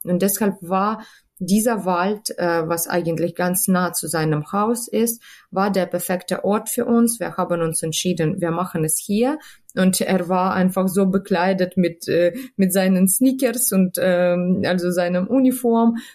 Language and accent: German; Kharkiv, Kharkiv Oblast, Ukraine; born or raised there; German is a second language; moved away as an adult; now in Hanover, Germany